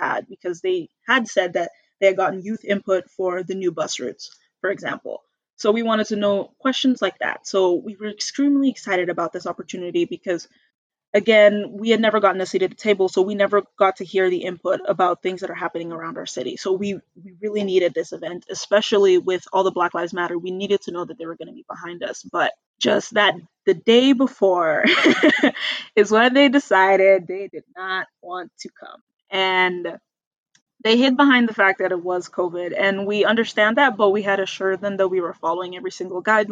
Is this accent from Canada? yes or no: yes; Red Deer, Alberta, Canada; also born or lived in Calgary; coming back home to Red Deer was a very big shift for me